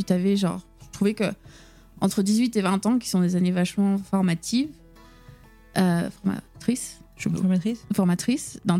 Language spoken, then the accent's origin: French; La Celle-Saint-Cloud, Île-de-France, France; also born or lived in Mont-Saint-Aignan; Ok donc je suis née là-bas et après on a grandi donc à La Salle Saint-Cloud, juste à côté de Paris.